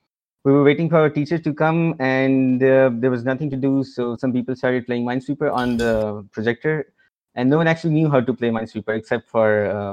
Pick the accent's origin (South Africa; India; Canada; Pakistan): Pakistan; Lahore, Punjab; now in Islamabad, Pakistan; and I'm basically from Lahore, but I'm living in Islamabad right now. So ever since I was born, my parents have moved from city to city, so I've lived in a lot of cities in Pakistan